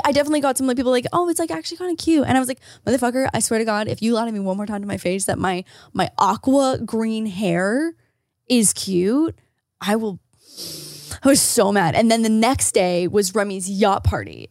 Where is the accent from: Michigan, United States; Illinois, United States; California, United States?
Illinois, United States; Rockford; moved away; my hometown and, like, thinking about it, like, being bleak and cold and dark